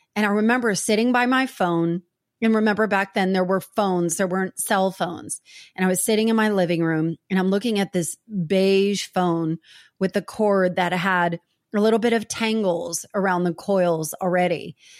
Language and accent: English; New Jersey, United States; I grew up in New Jersey